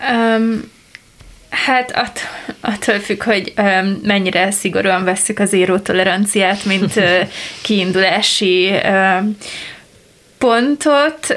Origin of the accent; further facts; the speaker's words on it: a small village in Baranya County, Hungary; én egy Baranya-megyei kis faluba származom